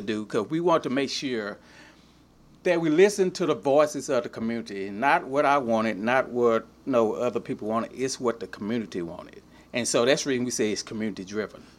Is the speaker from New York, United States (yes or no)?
no; Lufkin, Texas, United States; also born or lived in Newton, Texas; I was born in Newton, but my dad was, my dad was working on the highway. But as soon as I was born, we moved here to Lufkin